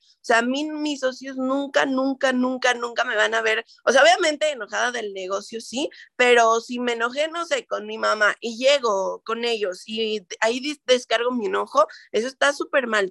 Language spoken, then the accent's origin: Spanish; Toluca, State of Mexico, Mexico; Yo también soy de Toluca